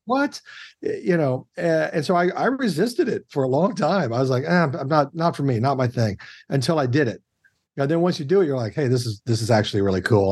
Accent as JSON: {"language": "English", "town": "Kansas City", "country": "United States", "said": "I am from the Midwest and I am from Kansas City specifically"}